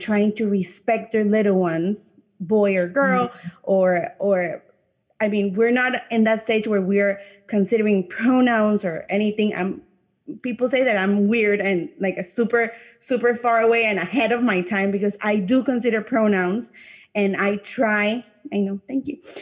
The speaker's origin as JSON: {"language": "English", "country": "Panama", "first_language": "English", "said": "I'm from a Latin country, I'm from Panama"}